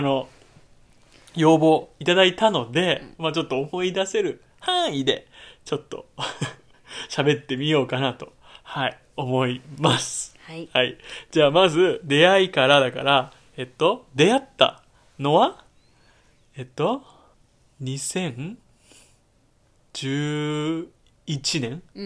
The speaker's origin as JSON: {"language": "Japanese", "region": "Kanagawa", "country": "Japan", "tie": "born or raised there", "moved": "as an adult", "said": "私たち夫婦は2020年6月1日に地元神奈川県から移住先を探して"}